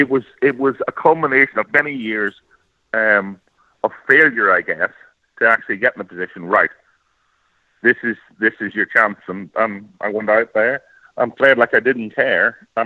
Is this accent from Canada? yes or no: no; Ireland; especially as growing up in Ireland, you know, it was the one that, like any young kid, you know, you'd be practicing whatever